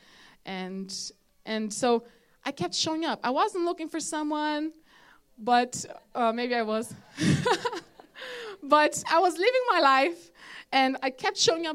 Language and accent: English; Brazil; now in Ireland; I'm from Brazil